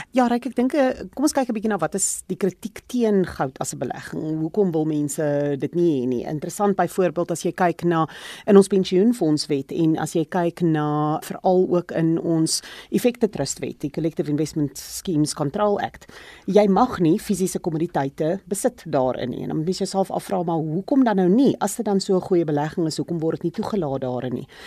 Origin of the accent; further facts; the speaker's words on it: South Africa; as 'n Suid-Afrikaner